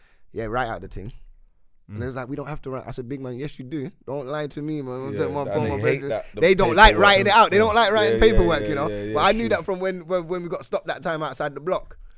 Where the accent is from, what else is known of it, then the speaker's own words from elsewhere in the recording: London, United Kingdom; we grew up in Wood Green